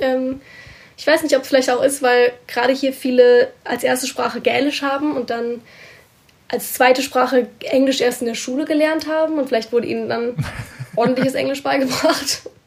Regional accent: Germany; moved away as an adult; now in Scotland, United Kingdom; mich als Deutsche

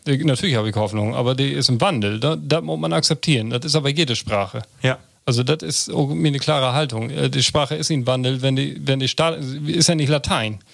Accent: Börger, Lower Saxony, Germany; moved away; in Borger, in meiner Heimat

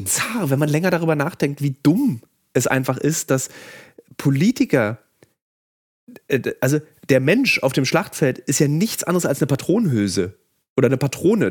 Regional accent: Germany; wir als Deutsche

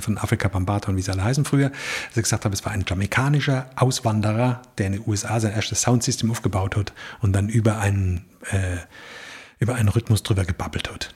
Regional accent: Rhineland-Palatinate, Germany; accent: Palatine (Pfälzisch); in unserem Dialekt

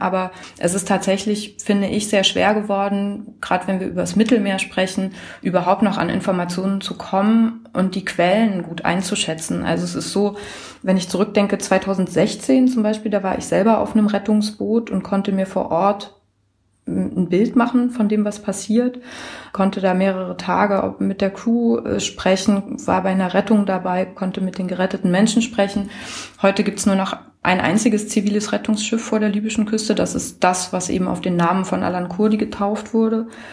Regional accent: Germany; ich komme aus Deutschland

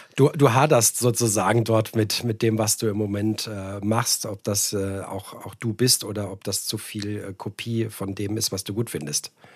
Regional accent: Frankfurt area, Hesse, Germany; moved away; dass ich ja auch äh, gebürtig Hesse bin, also auch im, im Raum Frankfurt

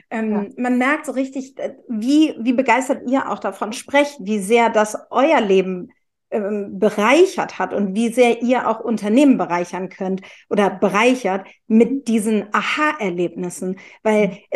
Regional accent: Hamburg, Germany; Weißt du, wir als Hamburger, wir müssen nach New York, wir müssen nach Argentinien, wir müssen nach Berlin

